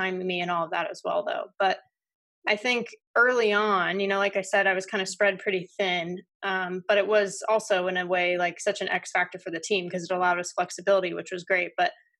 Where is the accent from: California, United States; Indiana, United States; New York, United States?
California, United States; Southern; Growing up in Southern California